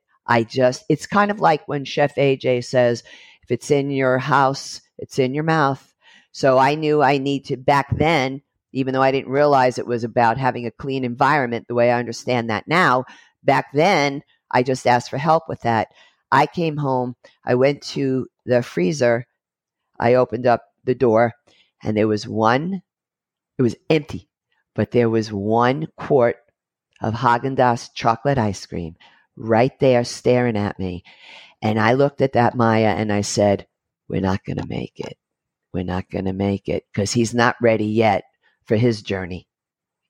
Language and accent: English; New York City, New York, United States; I'm Brooklyn born and I'm American Italian